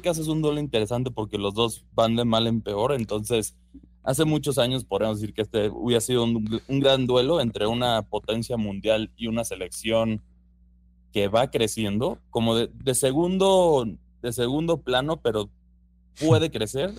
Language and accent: Spanish; Mexico